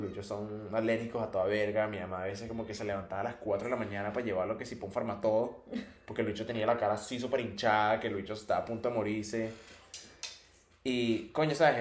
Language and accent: Spanish; Colonia Tovar, Aragua, Venezuela; moved away; yo vivía en la colonia Tobar